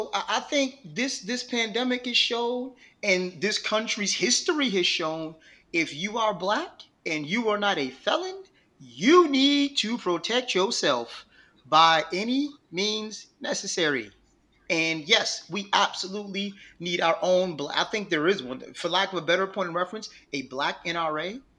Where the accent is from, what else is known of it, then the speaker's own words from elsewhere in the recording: Buffalo, New York, United States; now in Texas, United States; I'm born and raised in Buffalo, New York.